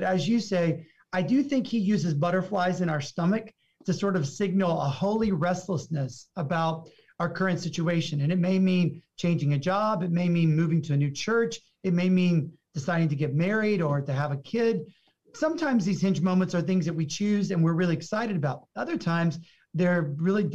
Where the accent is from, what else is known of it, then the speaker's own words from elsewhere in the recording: the South, United States; also born or lived in Houston; I'm from the South